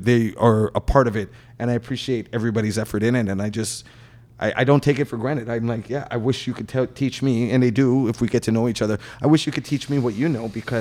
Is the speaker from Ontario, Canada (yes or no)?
yes; Toronto, Ontario, Canada; I grew up in Markham Road